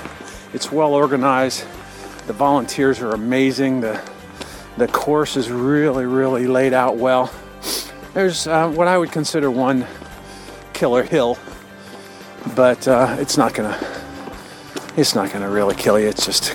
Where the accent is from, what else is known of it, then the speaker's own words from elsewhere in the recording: Cincinnati, Ohio, United States; my hometown of Cincinnati, Ohio